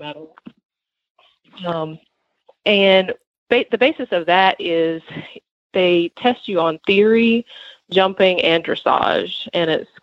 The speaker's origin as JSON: {"language": "English", "town": "Cedar Grove", "region": "North Carolina", "country": "United States", "said": "I am from Cedar Grove, North Carolina."}